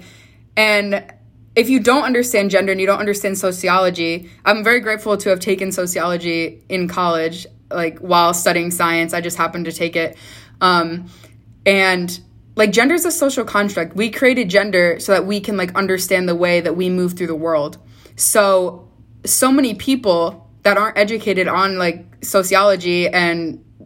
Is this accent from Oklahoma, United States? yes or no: no; New York, United States; I think I'm also from New York.